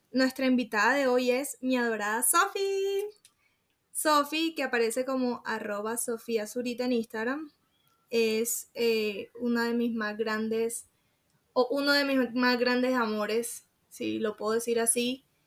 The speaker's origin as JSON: {"language": "Spanish", "town": "Sincelejo", "region": "Sucre", "country": "Colombia", "also_born_or_lived": "Montelíbano", "said": "me regresé para Cincelejo, que es de donde yo soy"}